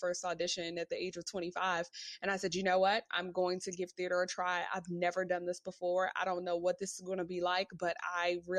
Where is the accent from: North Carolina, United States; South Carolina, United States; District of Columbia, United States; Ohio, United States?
District of Columbia, United States; Washington; moved away as an adult; now in New York, United States; I actually moved to New York. I'm from Washington, D.C.